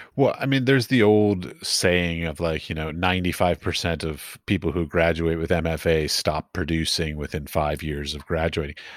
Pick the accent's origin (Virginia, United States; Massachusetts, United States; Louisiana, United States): Virginia, United States; Arlington; I grew up in Arlington.